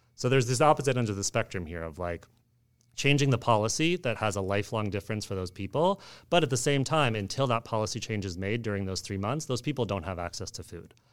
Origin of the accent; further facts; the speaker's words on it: Oakland, California, United States; I grew up in the Bay Area in Oakland